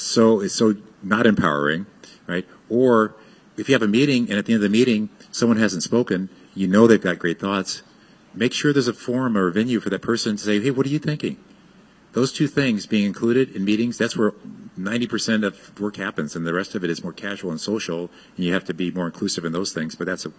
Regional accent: Fort Sill, Oklahoma, United States; born there; And so I was born in Fort Sill, Oklahoma.

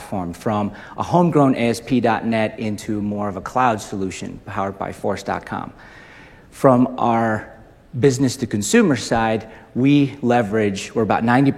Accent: Indonesia; moved away; also born or lived in Utah, United States; I was raised in Indonesia, went to Utah State, graduated

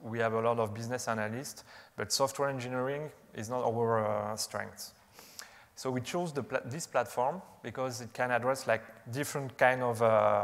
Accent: France; accent: French; English is a second language; You can recognize my French accent

